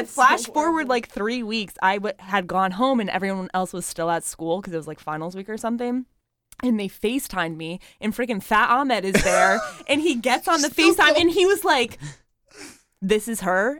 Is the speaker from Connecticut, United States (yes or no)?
yes; Connecticut, United States; moved away; I'm from Connecticut.